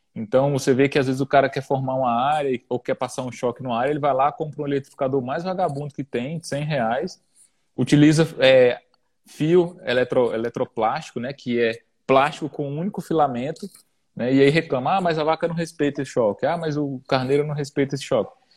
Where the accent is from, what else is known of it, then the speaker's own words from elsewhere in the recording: Brasília, Federal District, Brazil; sou natural de Brasília